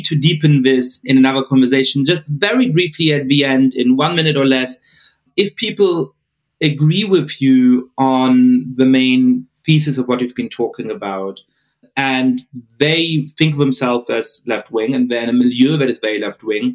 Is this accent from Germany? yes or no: yes; Bavaria, Germany; moved away; also born or lived in Cambridge, Massachusetts; growing up in Germany.